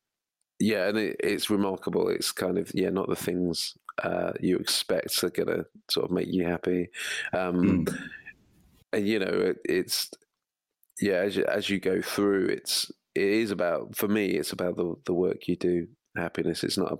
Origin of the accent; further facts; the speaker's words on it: Midlands, United Kingdom; now in Wilmslow, United Kingdom; I'm from the Midlands